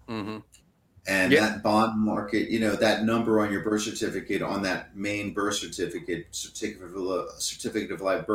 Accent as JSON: {"language": "English", "region": "New York", "country": "United States", "tie": "born or raised there", "moved": "yes", "lives_now": "Florida, United States", "said": "I was born in New York, came from the county."}